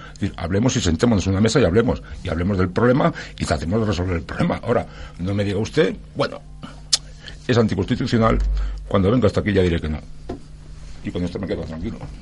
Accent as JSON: {"language": "Spanish", "town": "Barcelona", "region": "Catalonia", "country": "Spain", "tie": "born or raised there", "moved": "yes", "said": "Yo soy catalán, ¿eh? nací en Barcelona y viví, viví 27 años en Barcelona, tengo familia en Barcelona"}